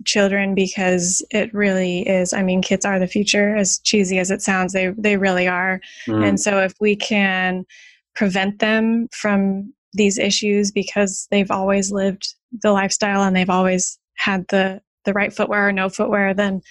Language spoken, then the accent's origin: English; California, United States; moved away; I'm originally from California